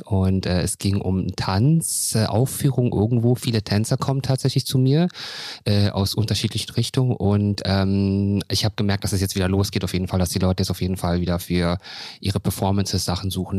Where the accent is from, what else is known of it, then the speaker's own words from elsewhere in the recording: Berlin, Germany; ich komme aus dem Wedding und ähm, Neukölln